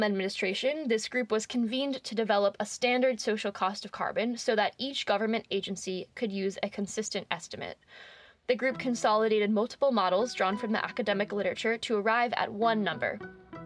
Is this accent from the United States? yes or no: yes; Rhode Island, United States; my home state of Rhode Island